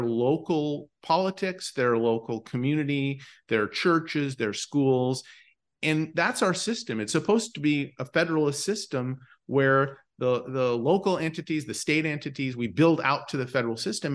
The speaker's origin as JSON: {"language": "English", "town": "Bismarck", "region": "North Dakota", "country": "United States", "tie": "born or raised there", "moved": "yes", "said": "I grew up in Bismarck, North Dakota"}